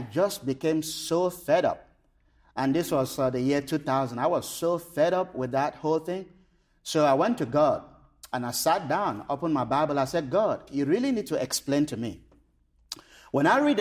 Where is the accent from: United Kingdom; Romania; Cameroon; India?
Cameroon; I was born and raised in Cameroon